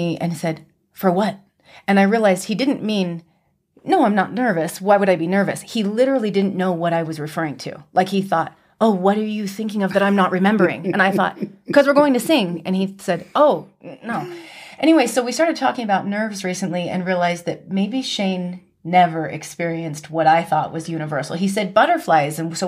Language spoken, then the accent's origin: English; Utah, United States; Mostly from Utah, and I'm the youngest of a big family